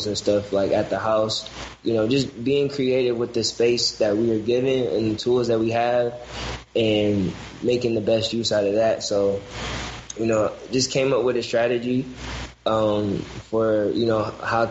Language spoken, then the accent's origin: English; Detroit, Michigan, United States; where I'm from, because I'm originally from the West Side